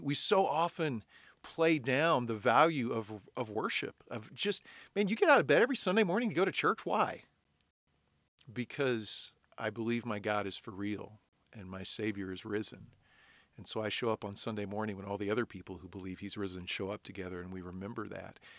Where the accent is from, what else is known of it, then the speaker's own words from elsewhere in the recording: United States; we in in 21st century America